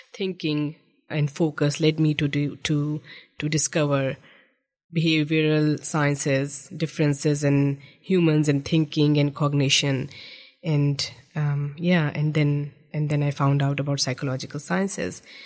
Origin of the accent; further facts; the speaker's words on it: Islamabad, Islamabad Capital Territory, Pakistan; moved away as an adult; also born or lived in Egypt; now in New Zealand; I grew up in the federal capital of Pakistan. Um, it's it's known by the name of Islamabad